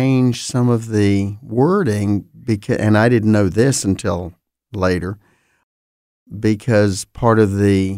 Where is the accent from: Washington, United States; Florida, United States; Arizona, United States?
Florida, United States; Fort Pierce; I grew up in Fort Pierce, Florida, fairly small Jewish community, but a significant presence in the community. I was visible or attended the Jewish temple, Bethel, there for many, many years.